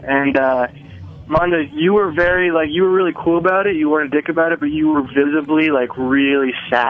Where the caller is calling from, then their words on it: New York City, New York, United States; I'm calling from New York City, New York.